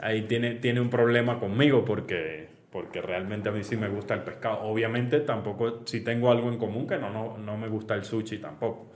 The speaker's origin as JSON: {"language": "Spanish", "town": "Caracas", "region": "Capital District", "country": "Venezuela", "tie": "born or raised there", "said": "yo nací en Caracas"}